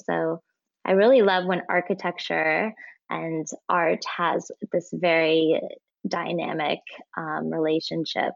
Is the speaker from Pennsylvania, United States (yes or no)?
no; Indiana, United States; Born and raised in Indiana, but my dad is from Iran and my mom is Dutch.